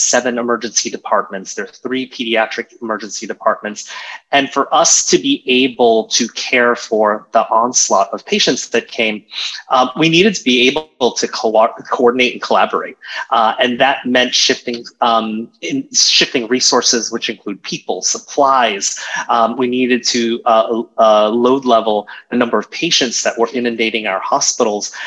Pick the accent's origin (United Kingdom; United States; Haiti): United States; Virginia Beach, Virginia; moved away as an adult; now in New York, United States; I grew up in Virginia Beach, um, Virginia